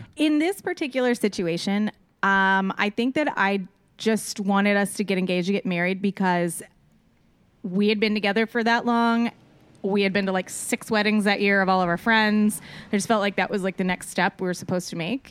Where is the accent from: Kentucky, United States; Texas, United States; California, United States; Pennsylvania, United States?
Texas, United States; Austin; I'm originally from Austin, Texas.